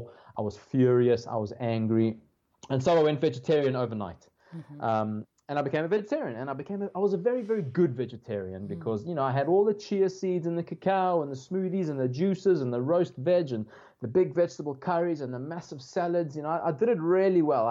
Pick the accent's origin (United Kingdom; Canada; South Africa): South Africa; growing up in South Africa, first of all, you eat meat from, you know, from day one, pretty much.